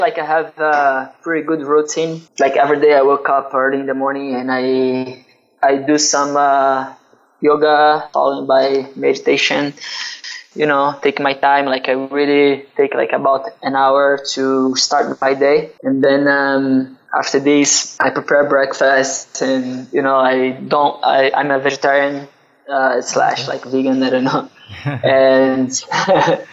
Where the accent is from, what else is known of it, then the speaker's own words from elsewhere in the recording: Duque de Caxias, Rio de Janeiro, Brazil; I'm from Rio. Actually, I'm from Duque de Caxias. It's a city around the main city, Rio de Janeiro, in Brazil.